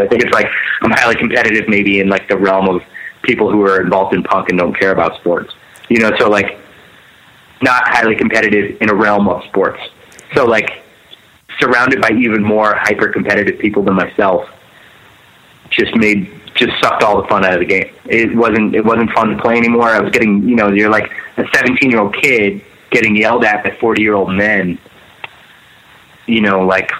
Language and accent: English; Pennsylvania, United States; And I grew up right outside of Philadelphia, so like every single night there was something going on.